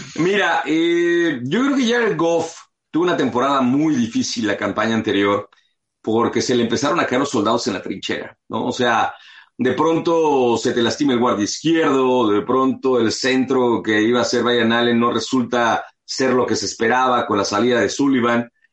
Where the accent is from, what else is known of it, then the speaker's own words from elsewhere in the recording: Mexico City, Mexico; now in Los Angeles, United States; yo nací aquí en Los Ángeles y a los seis meses mi familia se, se mudó a la Ciudad de México